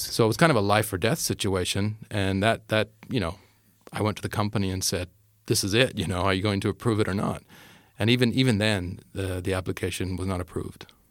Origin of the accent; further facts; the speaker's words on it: Canada; moved away; I'm Canadian.